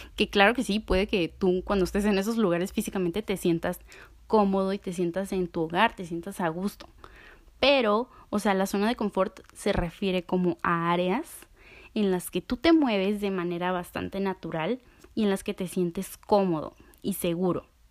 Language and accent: Spanish; Mexico; soy orgullosamente mexicana